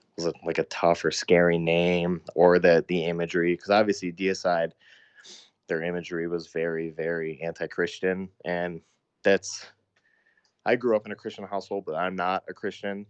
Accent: Sioux Falls, South Dakota, United States; my hometown that I'm from, Sioux Falls, South Dakota

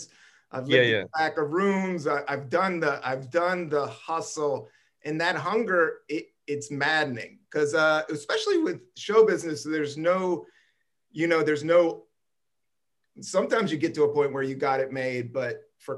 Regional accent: Buena Vista, Virginia, United States; born or raised there; also born or lived in Washington, D.C.

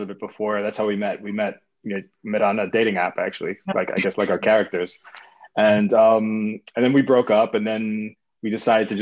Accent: New York City, New York, United States; I'm from Queens

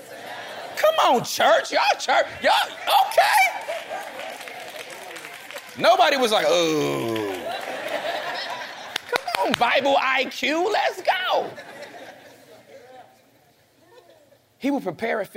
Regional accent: Inglewood, California, United States; I'm from Inglewood

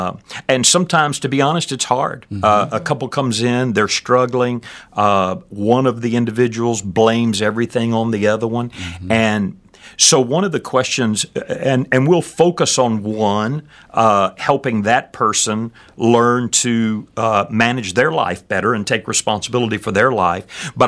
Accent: Danbury, Texas, United States; I am from this part of the world. I grew up in Brazoria County, actually, down a little place called Danbury, which is in between Angleton and Alvin, out in the middle of a rice field.

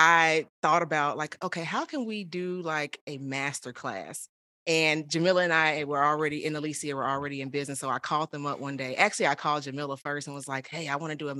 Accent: Chicago, Illinois, United States; moved away as an adult; also born or lived in Houston, Texas; now in Austin, United States; I was born and raised in Chicago. I am currently in Austin, Texas

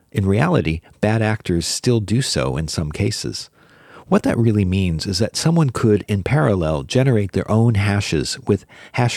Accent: United States; As an American

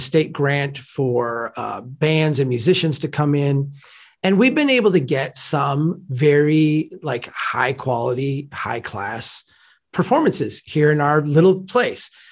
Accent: Brainerd, Minnesota, United States; here in my hometown of Brainerd, you know, small place

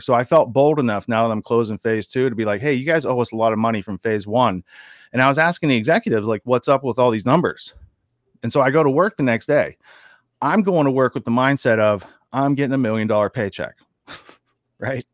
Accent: Western Pennsylvania, United States; moved away as an adult; also born or lived in Princeton, New Jersey / Washington, D.C. / New York City; Now I'm from Western Pennsylvania. I grew up in the sticks.

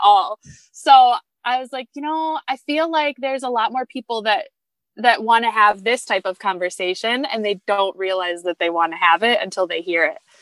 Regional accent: Grand Rapids, Michigan, United States; I am from Grand Rapids, Michigan

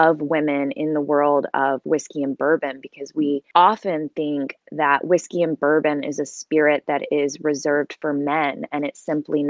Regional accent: Kentucky, United States; moved away as an adult; now in Los Angeles, United States; I grew up there

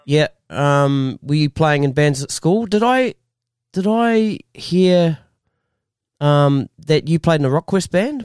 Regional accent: Masterton, Wellington, New Zealand; now in Australia; I'm originally from Musselin

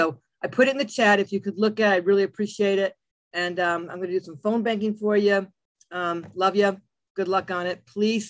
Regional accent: Columbus, Ohio, United States; I'm from Columbus.

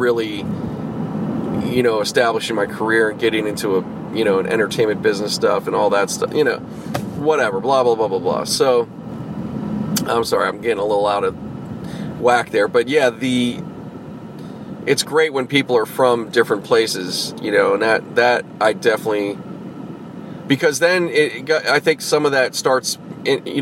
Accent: Pittsburgh, Pennsylvania, United States; moved away; my growing up, my real growing up experience, you know, all occurred in Pittsburgh

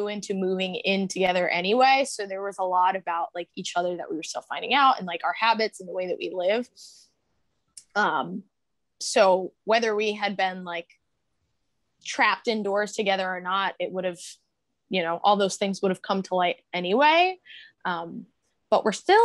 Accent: Long Island, New York, United States; moved away as an adult; now in Philadelphia, United States; We're originally from Long Island, both of us. And we moved to Philly in October of 2019.

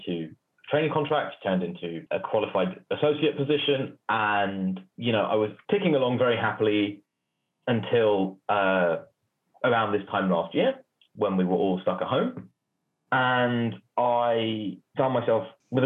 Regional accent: London, United Kingdom; I grew up in North London

